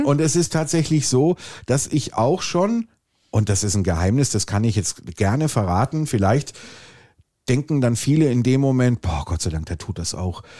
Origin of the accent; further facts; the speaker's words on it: Swabia, Germany; ich bin Schwabe